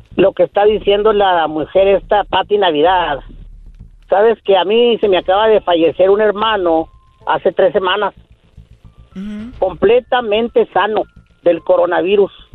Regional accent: El Paso, Texas, United States; Yo soy de acá del Chuco, Texas

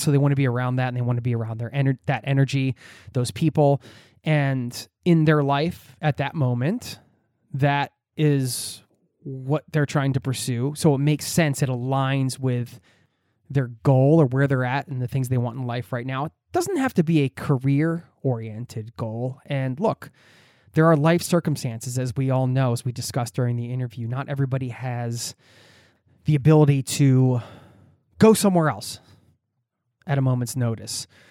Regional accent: United States; moved away as an adult; now in Norway; my home country of the U S

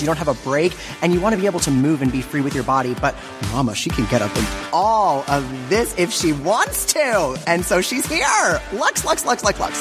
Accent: New Jersey, United States; now in New York City, United States; live in New York City now, but I grew up in New Jersey

